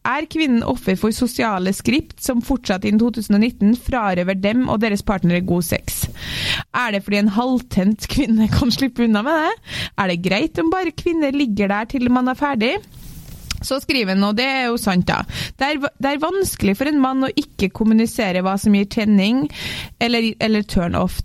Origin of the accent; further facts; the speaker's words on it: Trøndelag, Norway; jeg er trønder